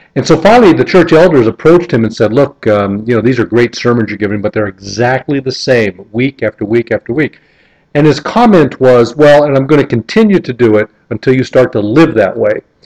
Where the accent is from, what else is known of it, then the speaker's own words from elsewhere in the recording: North Kingsville, Ohio, United States; where I grew up in North Kingsville, Ohio